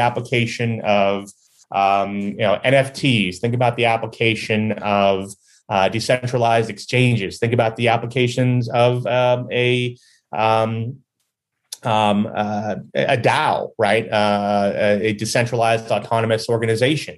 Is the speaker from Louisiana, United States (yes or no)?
no; Chicago, Illinois, United States; being a Chicagoan